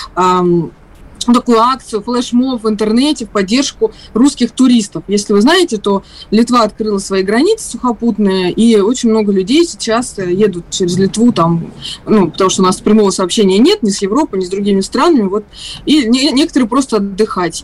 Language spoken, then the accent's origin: Russian; Russia; я из России